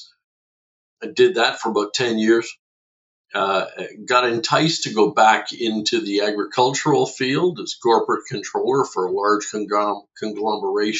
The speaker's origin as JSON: {"language": "English", "town": "Fredericton", "region": "New Brunswick", "country": "Canada", "moved": "yes", "lives_now": "Oshawa, Canada", "said": "I'm originally from Fredericton, New Brunswick, came from the East Coast a whole lot of years ago."}